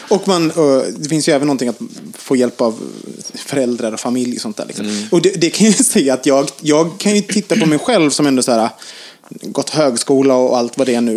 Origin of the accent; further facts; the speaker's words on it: Gothenburg, Västra Götaland, Sweden; now in Stockholm, Sweden; jag kommer från Göteborg.